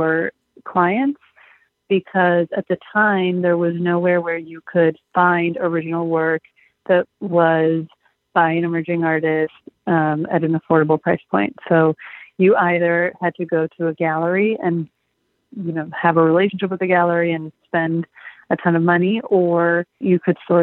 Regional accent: Los Angeles, California, United States; moved away as an adult; also born or lived in Michigan; I'm from Los Angeles, born and raised

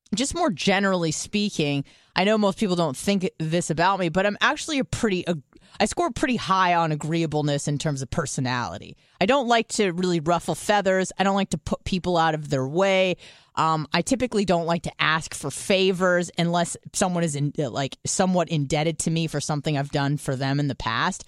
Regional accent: San Diego, California, United States; now in Tampa, United States; I'm from San Diego, I moved to Tampa

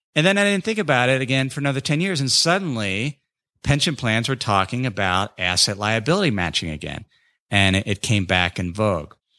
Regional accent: North College Hill, Ohio, United States; moved away; my hometown of North College Hill

